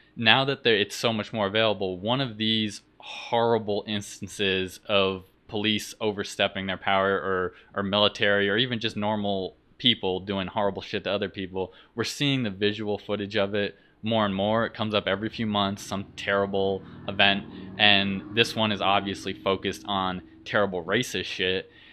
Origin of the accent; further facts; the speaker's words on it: Vermont, United States; moved away; I'm from Vermont originally in New England